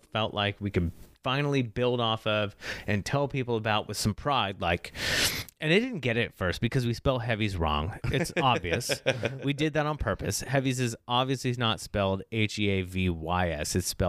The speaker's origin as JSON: {"language": "English", "country": "Ireland", "said": "a non-binary, non-binary black female, and Ed is a dominant Swiss male, even though he's Dutch and I'm Irish."}